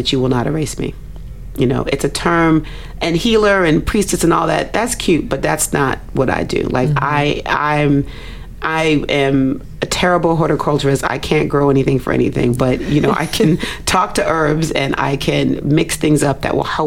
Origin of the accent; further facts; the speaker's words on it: Nigeria; a Nigerian woman